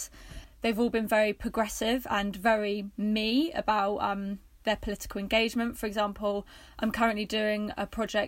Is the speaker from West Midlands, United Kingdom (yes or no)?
no; Worthing, South East England, United Kingdom; moved away as an adult; also born or lived in Bristol; I'm from Worthing originally